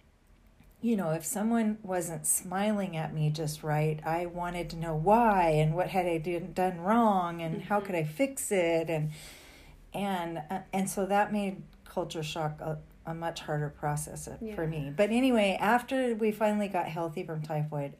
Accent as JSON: {"language": "English", "town": "Fresno", "region": "California", "country": "United States", "moved": "as an adult", "said": "we came from the Fresno area"}